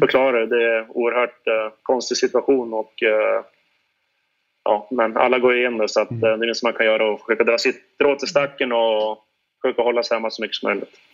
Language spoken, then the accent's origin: Swedish; Sweden; moved away; vi längtar hem till våra familjer och vänner hemma i Vik